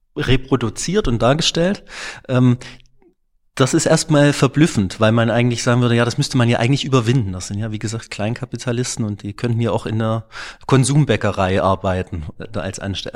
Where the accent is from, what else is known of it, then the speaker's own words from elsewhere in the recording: Klingenthal, Saxony, Germany; ich bin in Klingenthal aufgewachsen